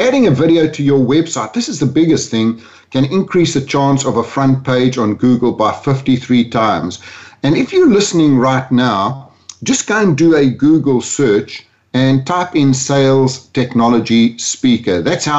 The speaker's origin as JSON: {"language": "English", "country": "South Africa", "tie": "born or raised there", "also_born_or_lived": "London, United Kingdom", "moved": "as an adult", "said": "My accent, actually, I grew up in South Africa, moved to London when I was 40 years old, and now live between Spain, London, and Orlando. So I've got a bit of a mongrel accent."}